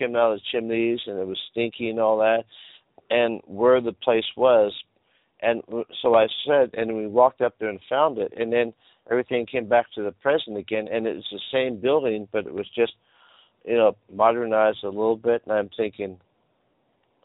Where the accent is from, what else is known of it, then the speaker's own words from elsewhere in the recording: California, United States; I'm from California